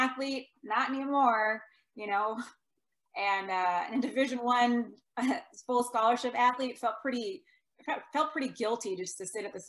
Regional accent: Minnesota, United States; also born or lived in Iowa; I was from Minnesota. I was going to school in Iowa. My mom in Minnesota was very worried.

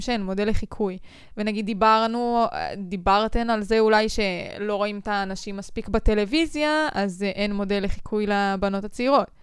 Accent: Israel

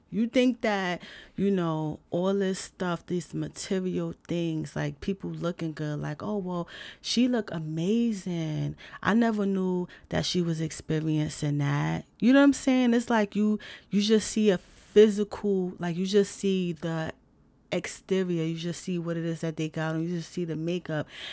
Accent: New York City, New York, United States; I'm from the big city I'm from New York City

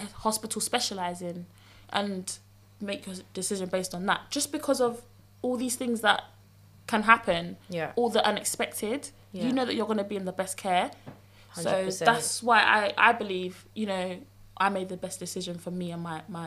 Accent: London, United Kingdom; I'm from South London

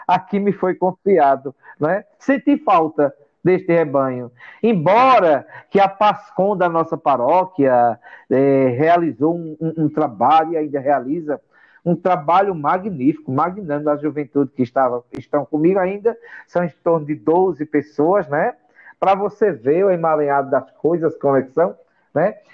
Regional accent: Brejo da Madre de Deus, Pernambuco, Brazil; also born or lived in Sertânia; quando eu nasci em Sertânia, em, em 1970, né? E aí, com um ano e sete meses, minha avó é, me levou né, para a cidade chamada Brejo da Madre de Deus, onde ela me criou

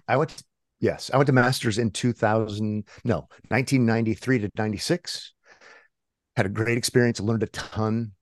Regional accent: Omaha, Nebraska, United States; born and raised in Omaha, so kind of middle of America

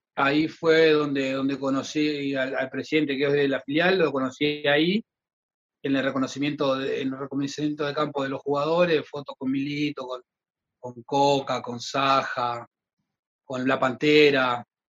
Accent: Argentina; moved away as an adult; now in Montevideo, Uruguay; yo estoy de 2014 acá, yo soy argentino, hijo uruguayo, estoy de 2014 acá

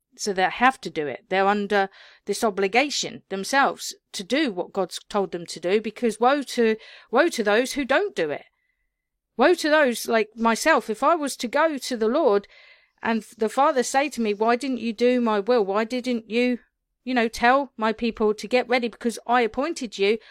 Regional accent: England, United Kingdom; me being British

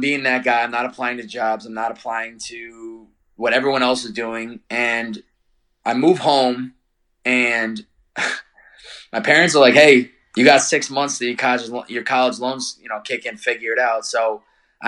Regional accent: Chicopee, Massachusetts, United States; I'm from Chicopee, Massachusetts originally.

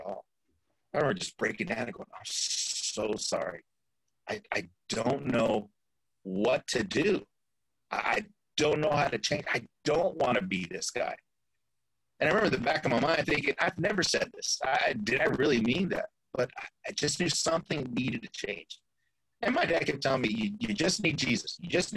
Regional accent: Fresno, California, United States; also born or lived in East Los Angeles; now in Florida, United States; my hometown, Fresno

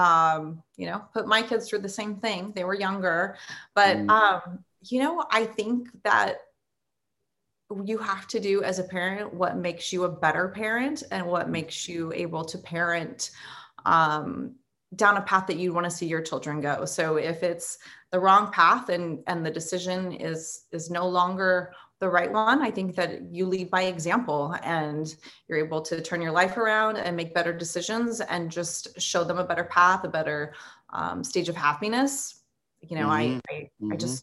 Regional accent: San Diego, California, United States; moved away as an adult; now in Yuma, United States; So I'm originally from San Diego, born and raised

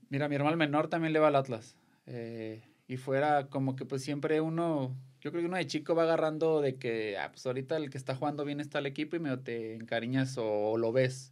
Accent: Delicias, Chihuahua, Mexico; also born or lived in Guadalajara; now in Tepatitlán, Mexico; yo soy de, de Delicia, Chihuahua

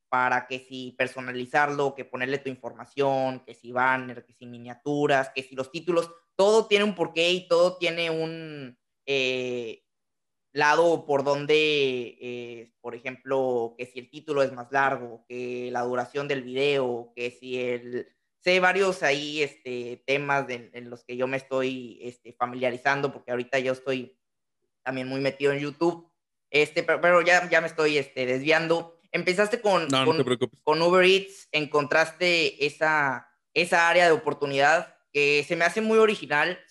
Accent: Tampico, Tamaulipas, Mexico; Yo soy de, Tamaulipas, entonces somos, ah. estamos colindando en, en estados de Tampico

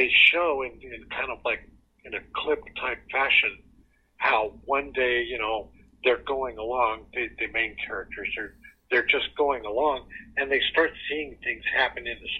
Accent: Southern California, United States; moved away as an adult; also born or lived in Kentucky; I grew up in Southern California

